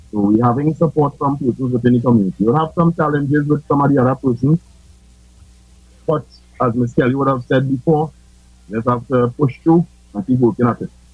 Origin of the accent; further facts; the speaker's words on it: Trinidad & Tobago; moved away; I'm originally from Tupu